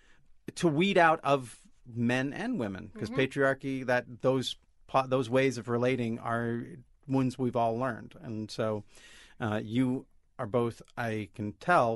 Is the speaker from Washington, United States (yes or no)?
yes; Olympia, Washington, United States; I grew up in Olympia, in this feminist town, feminist family.